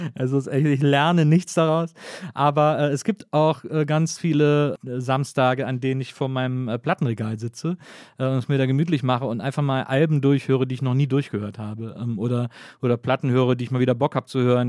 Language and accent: German; Wesseling, North Rhine-Westphalia, Germany